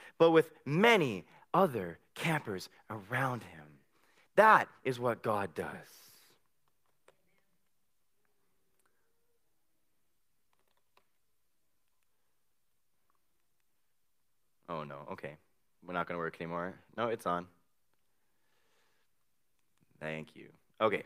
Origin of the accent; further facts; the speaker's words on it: Abbotsford, British Columbia, Canada; I come from Abbotsford